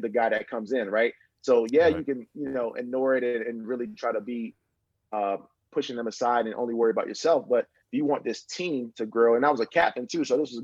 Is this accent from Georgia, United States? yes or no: yes; Marietta, Georgia, United States; I grew up in Marietta, Georgia